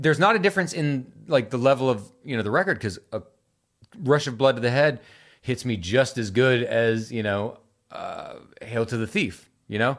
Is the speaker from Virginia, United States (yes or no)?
yes; Virginia Beach, Virginia, United States; I grew up in Virginia Beach.